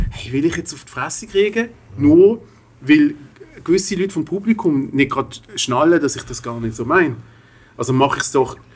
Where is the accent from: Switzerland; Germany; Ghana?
Switzerland; Das haben wir als Schweizer Muss